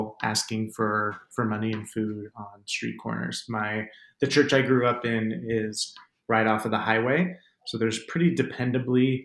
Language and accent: English; Tempe, Arizona, United States; born or raised there